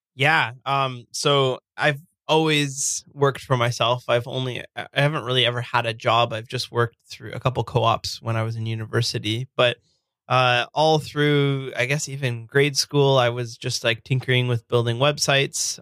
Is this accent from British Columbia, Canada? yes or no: no; Burlington, Ontario, Canada; now in Hamilton, Canada; I grew up in a, a city called Burlington, and I, I live now in uh, a city just outside of it called Hamilton